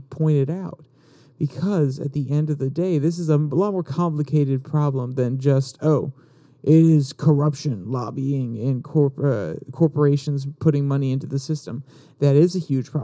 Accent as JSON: {"language": "English", "region": "Northern Virginia", "country": "United States", "tie": "born or raised there", "said": "I grew up in Northern Virginia"}